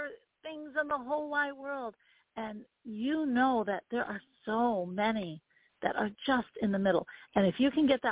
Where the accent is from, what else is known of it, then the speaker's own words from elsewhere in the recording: Vermont, United States; I grew up in Vermont. So there you go. In Vermont, we protest everything